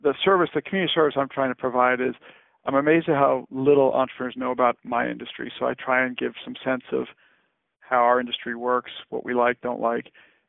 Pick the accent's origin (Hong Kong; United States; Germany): Hong Kong; I grew up in Hong Kong, and so you look back on that in a wildly overcrowded city, and to be in the absolute distinct minority.